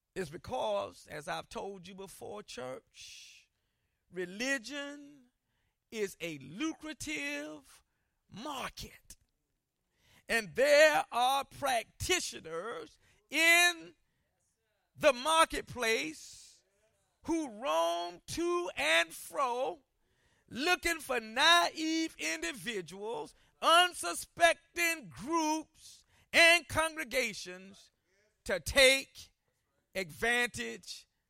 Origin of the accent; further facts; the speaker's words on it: Columbia, South Carolina, United States; growing up in Columbia, South Carolina, I lived near some projects